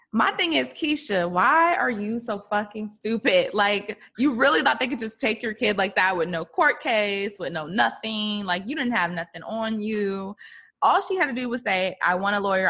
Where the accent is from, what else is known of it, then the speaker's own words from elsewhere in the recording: Maryland, United States; moved away as an adult; now in Los Angeles, United States; my hometown, Maryland.